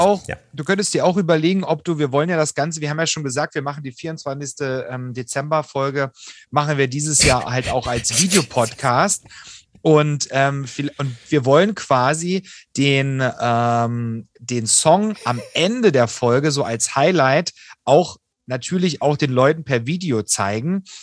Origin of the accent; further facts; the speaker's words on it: Saxony, Germany; ich komme aus Sachsen